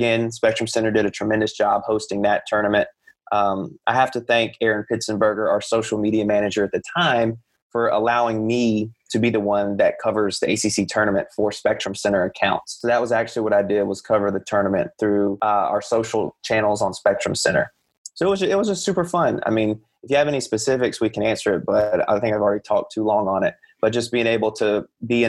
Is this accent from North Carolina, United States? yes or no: yes; Hickory, North Carolina, United States; I took a job at the Hickory Daily Record, a local newspaper in my hometown